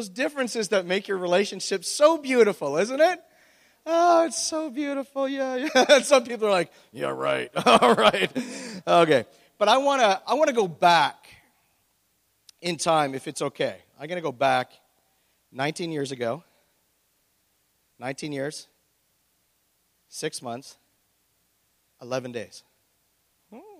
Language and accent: English; Oshawa, Ontario, Canada; born or raised there